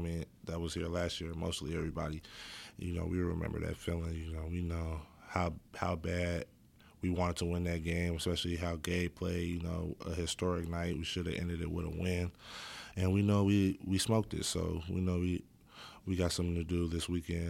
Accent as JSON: {"language": "English", "town": "Oakland", "region": "California", "country": "United States", "tie": "born or raised there", "said": "I love Oakland, man. Every time I go back, I never want to leave."}